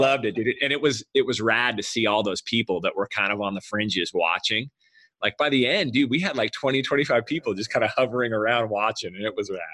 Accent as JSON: {"language": "English", "region": "Southern California", "country": "United States", "tie": "born or raised there", "said": "we grew up in Southern California"}